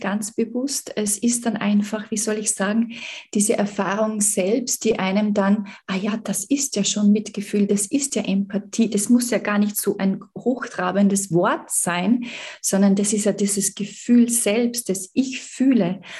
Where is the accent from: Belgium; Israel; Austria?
Austria; Salzburg; Ich komme aus Salzburg, aus dem Österreich.